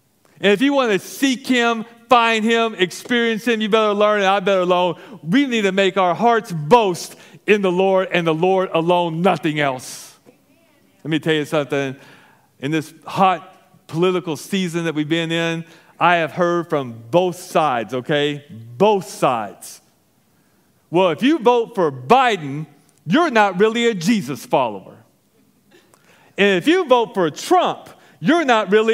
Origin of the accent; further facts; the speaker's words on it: Arkansas, United States; moved away; I am from Arkansas. And I grew up in Arkansas, went to the University of Arkansas.